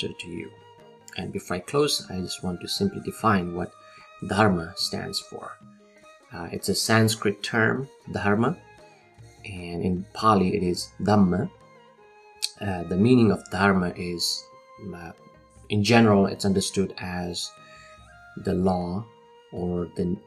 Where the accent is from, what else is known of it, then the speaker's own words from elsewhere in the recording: Nepal; also born or lived in Sri Lanka; now in California, United States; I'm originally from Nepal. Currently, I'm in California.